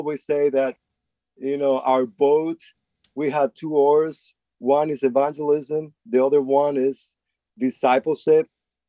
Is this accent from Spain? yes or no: yes; Spain; now in United States; since I came here from Spain and from a different background and context. And here in the States, we have so many apps